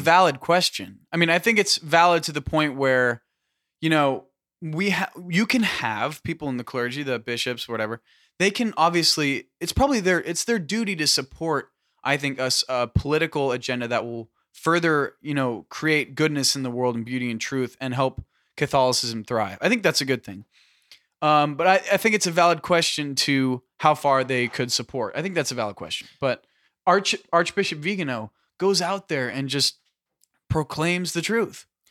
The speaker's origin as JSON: {"language": "English", "region": "California", "country": "United States", "said": "we're from California"}